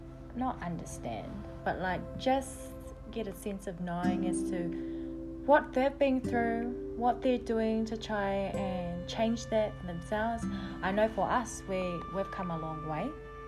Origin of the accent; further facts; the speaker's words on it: Mahia, Hawke's Bay, New Zealand; Because we're so from Mahia.